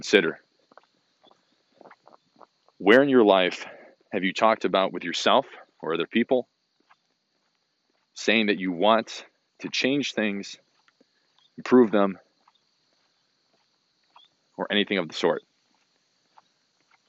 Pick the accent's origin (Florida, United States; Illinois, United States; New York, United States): Illinois, United States; Hoffman Estates; moved away; also born or lived in Bloomington; I had moved to my hometown, Hoffman Estates, Illinois, in March of 2019